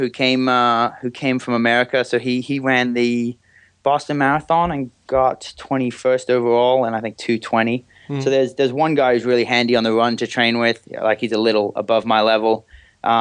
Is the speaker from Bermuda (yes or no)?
yes; Bermuda; accent: mutt, bit of everything; when people ask about my accent, I say I'm a mutt, bit of everything. But yeah, I was born and raised in Bermuda.